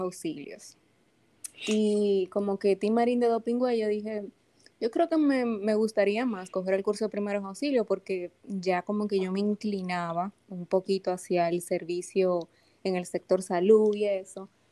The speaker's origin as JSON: {"language": "Spanish", "town": "Santo Domingo", "region": "Distrito Nacional", "country": "Dominican Republic", "tie": "born or raised there", "said": "Yo soy, como digo, dominicanita de pura cepa. Yo nací aquí en la ciudad de Santo Domingo, eh, un martes santo, dice mi mamá"}